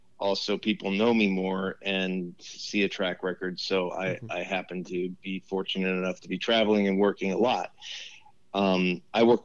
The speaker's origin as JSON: {"language": "English", "town": "Los Angeles", "region": "California", "country": "United States", "tie": "born or raised there", "also_born_or_lived": "Westwood / Encino / New York", "said": "I grew up in Los Angeles in the San Fernando Valley"}